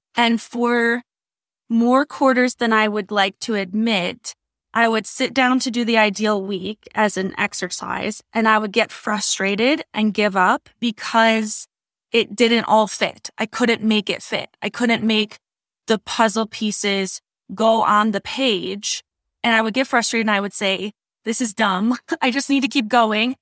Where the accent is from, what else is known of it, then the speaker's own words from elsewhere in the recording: Wisconsin, United States; accent: Wisconsin; now in South Carolina, United States; I'm originally from Wisconsin